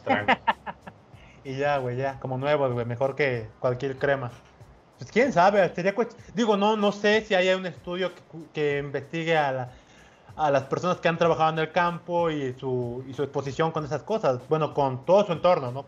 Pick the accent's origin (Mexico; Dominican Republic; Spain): Mexico; Coatzacoalcos, Veracruz; aquí en mi pueblito de Cuatza